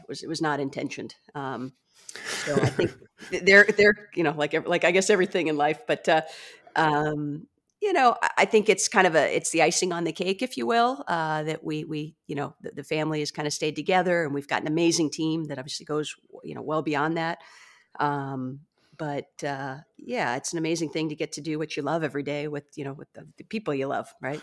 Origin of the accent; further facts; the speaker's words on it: San Diego, California, United States; also born or lived in Michigan; I was born and raised in San Diego